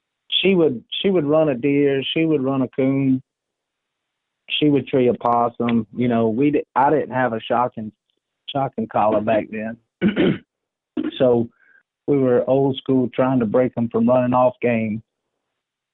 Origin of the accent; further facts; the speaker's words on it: Orangeburg, South Carolina, United States; moved away as an adult; also born or lived in Montana; I moved back to my hometown of Orangeburg